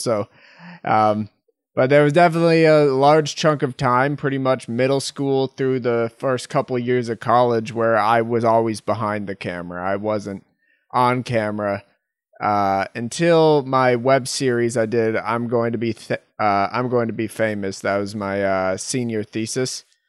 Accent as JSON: {"language": "English", "region": "Massachusetts", "country": "United States", "tie": "born or raised there", "moved": "yes", "said": "That's where I am, my, my hometown"}